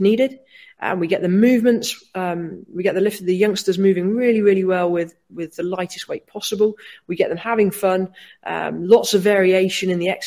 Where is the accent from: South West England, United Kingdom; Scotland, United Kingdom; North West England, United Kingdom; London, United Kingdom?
South West England, United Kingdom; Cornwall; moved away as an adult; also born or lived in Watford, England; now in Wales, United Kingdom; Born and bred in Watford, lived there for 9 years, Cornwall for 9 years, and moved to Wales in 2012.